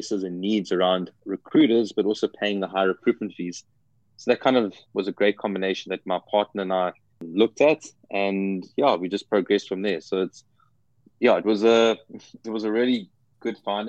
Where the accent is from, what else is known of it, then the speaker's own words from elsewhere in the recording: South Africa; moved away as an adult; now in United States; I'm originally from South Africa and moved to the US about 2 years ago.